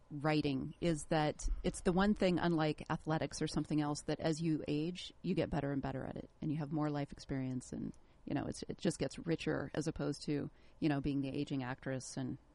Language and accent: English; Chicago, Illinois, United States; also born or lived in Los Angeles; now in Orange County, United States; I'm from Chicago.